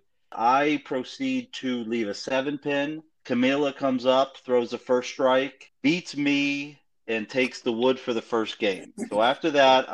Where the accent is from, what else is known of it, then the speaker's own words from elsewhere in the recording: Connecticut, United States; I grew up in Connecticut